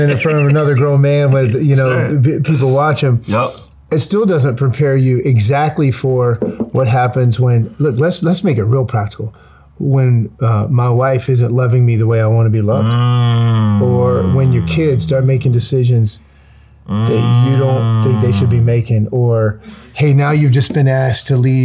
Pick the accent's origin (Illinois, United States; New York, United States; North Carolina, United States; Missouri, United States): North Carolina, United States; born or raised there